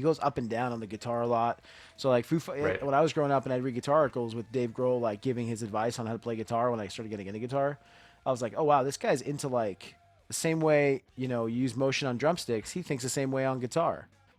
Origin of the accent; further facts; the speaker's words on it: Miami, Florida, United States; South Florida